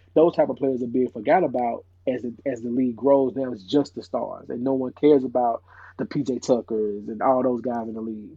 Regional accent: Nashville, Tennessee, United States; growing up in Nashville, uh, Tennessee

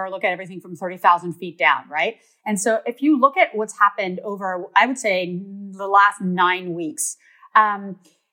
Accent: Canada; I'm Canadian

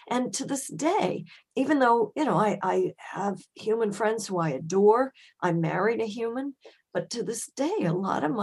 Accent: Germany; born there; I was born in Germany, and they took me to the Frankfurt Zoo.

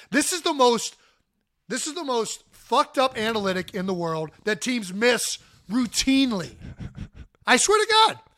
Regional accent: Cleveland, Ohio, United States; moved away; We're both from Cleveland, so we're Browns fans

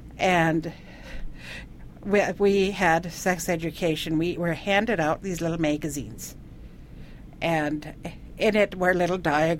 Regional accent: India; now in United States; I was homeschooled. I grew up in India, so my mother homeschooled me. And every 5 years, we'd come to the United States for a year.

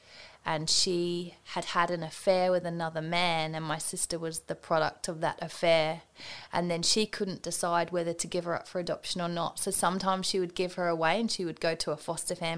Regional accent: England, United Kingdom; now in Australia; I was born in England in 1983, and I was actually adopted as a baby

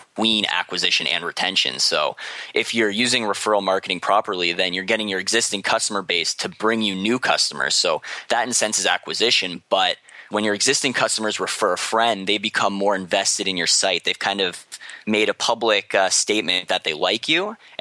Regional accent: Canada

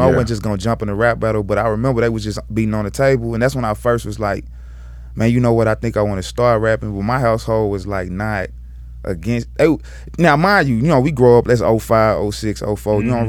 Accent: Little Rock, Arkansas, United States; I'm from Little Rock, Arkansas.

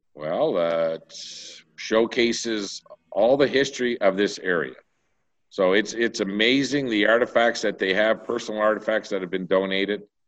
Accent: the Maritimes, Canada; now in Vegreville, Canada; I'm originally from the Maritimes. And, uh, I know before I left the Maritimes in seventy-nine

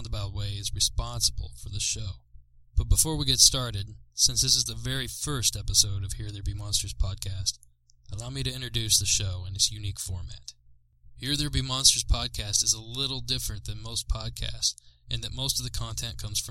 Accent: Southeast Ohio, United States; I grew up in Southeast Ohio, a rural, hilly, wooded area, far from many major cities

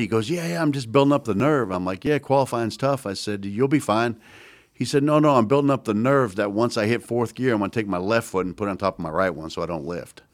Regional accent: Maine, United States; moved away as an adult; now in North Carolina, United States; when I grew up in Maine

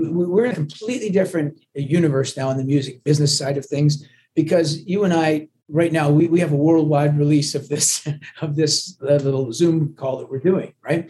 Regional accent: Canada; accent: watered down Canadian sounding Scottish accent; also born or lived in Glasgow, Scotland; I was born in Glasgow, but my parents, you know, brought me to Canada against my, well, actually they never even consulted me. I was just a little, and so I grew up in Canada. So I'm very much Canadian

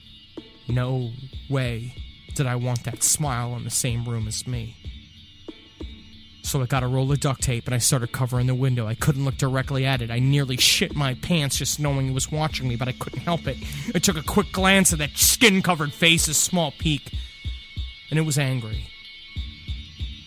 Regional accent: New York, United States; I was at my mom's, where I grew up in New York

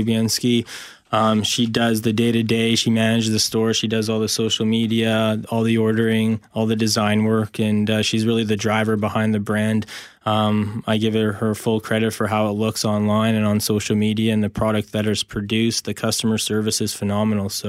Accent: Winnipeg, Manitoba, Canada; moved away as an adult; I was from Winnipeg

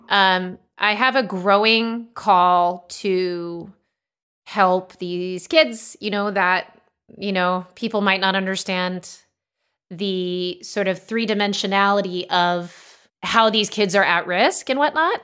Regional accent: Los Angeles, California, United States; moved away as an adult; now in Austin, United States; growing up in Los Angeles

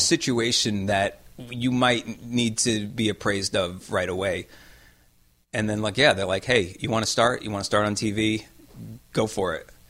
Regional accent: New York, United States; moved away as an adult; also born or lived in Los Angeles; I wanted to come back to New York because I am from New York

